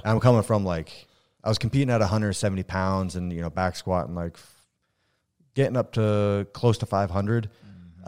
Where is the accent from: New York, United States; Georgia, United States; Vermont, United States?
Vermont, United States; also born or lived in Ontario, Canada / Michigan; born in Ontario, uh, moved to Vermont super young. So like I was raised in Vermont